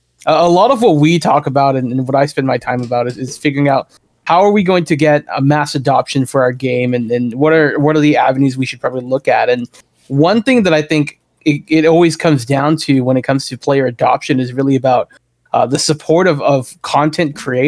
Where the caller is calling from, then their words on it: Toronto, Ontario, Canada; I'm calling from Toronto, Canada here.